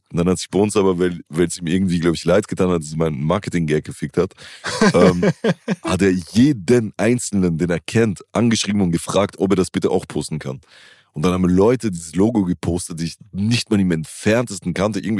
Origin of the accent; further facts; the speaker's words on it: Italy; für mich als Italiener wäre es halt wie wenn, keine Ahnung, also